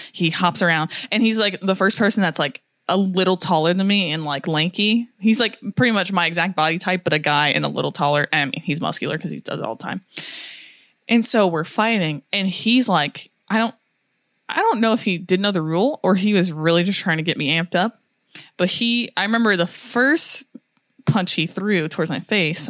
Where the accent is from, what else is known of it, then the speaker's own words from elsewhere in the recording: United States; I'm American